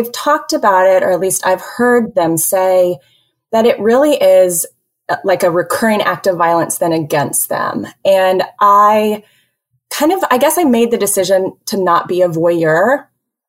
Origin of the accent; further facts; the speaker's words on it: Houston, Texas, United States; also born or lived in Northeast United States / Dallas, United States; I am from Houston originally, so a native Texan